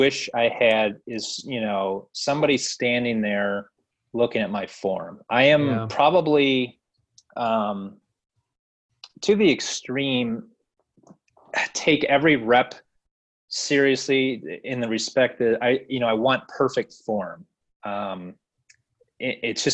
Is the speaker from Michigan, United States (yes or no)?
yes; Michigan, United States; now in Kentucky, United States; I'm from Michigan originally